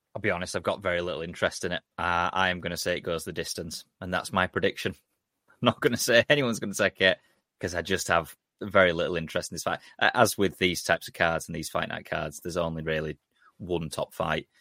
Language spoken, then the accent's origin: English; England, United Kingdom; I'm English